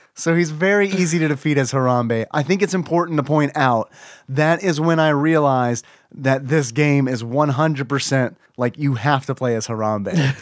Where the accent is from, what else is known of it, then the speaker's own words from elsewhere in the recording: United States; as an American